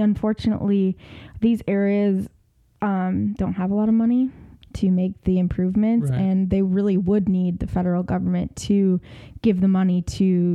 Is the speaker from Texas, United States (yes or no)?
no; near Flint, Michigan, United States; I grew up really near Flint